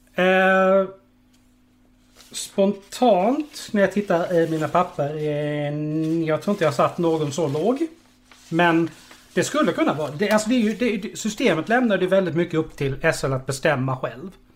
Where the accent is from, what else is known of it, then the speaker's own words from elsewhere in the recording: Karlshamn, Blekinge, Sweden; jag är från Karlshamn